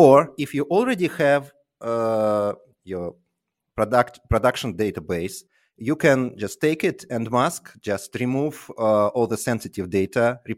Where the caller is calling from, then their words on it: Tallinn, Harju County, Estonia; Tallinn currently, but I hope to move to London soon.